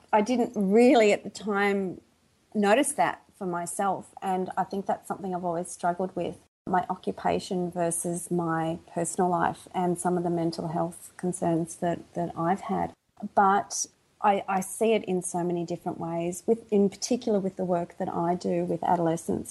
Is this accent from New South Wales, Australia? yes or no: no; Melbourne, Victoria, Australia; accent: Aussie; moved away as an adult; now in Sydney, Australia; originally I'm from Melbourne, Victoria, in Australia. So I live in Australia, but now I'm living in Sydney. I've probably been in Sydney for about 22 years now